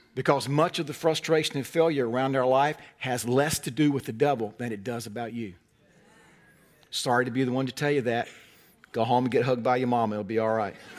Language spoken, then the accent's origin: English; North Carolina, United States; I'm from North Carolina, hence the carefully honed accent